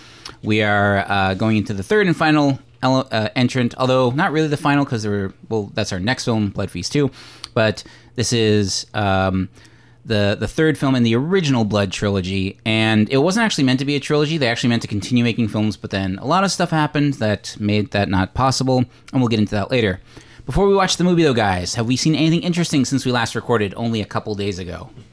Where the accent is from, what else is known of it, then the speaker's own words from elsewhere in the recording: Newfoundland and Labrador, Canada; That's that's a dream that I had growing up in Newfoundland would never have been able to make.